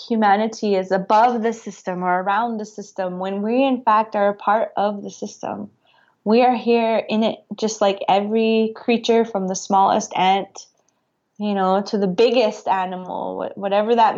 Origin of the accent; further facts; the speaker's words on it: North Dakota, United States; now in Montana, United States; I grew up in rural communities. I grew up in North Dakota. I'm in Montana now.